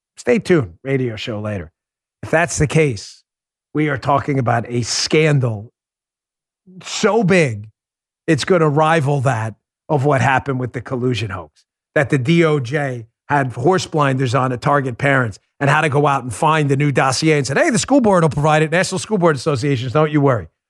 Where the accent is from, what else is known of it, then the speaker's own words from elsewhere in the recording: New York, United States; growing up in New York